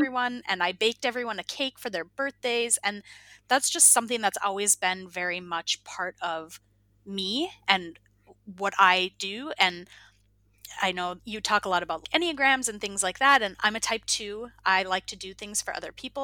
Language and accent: English; Minnesota, United States; moved away as an adult; also born or lived in Iowa; now in Finland; I'm originally from Minnesota